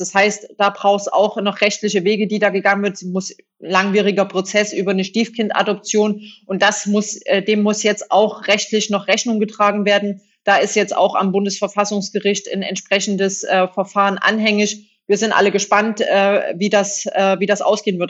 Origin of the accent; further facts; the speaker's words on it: Saxony, Germany; accent: Saxon; moved away; also born or lived in Hesse / North Rhine-Westphalia; dass ich äh, sächsisch äh, spreche